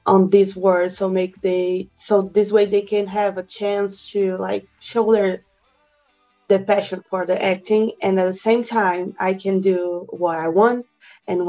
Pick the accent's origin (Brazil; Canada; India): Brazil; I'm from Brazil.